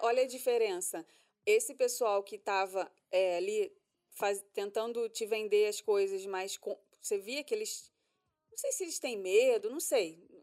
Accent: Rio de Janeiro, Brazil; now in Orlando, United States; a gente é carioca, a gente está acostumado com 40 graus na cabeça praticamente o ano todo

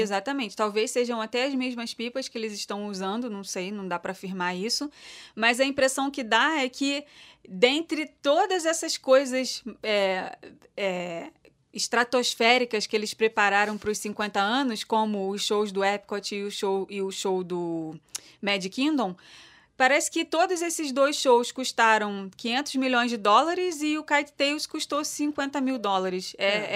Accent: Brazil; Eu sou brasileira

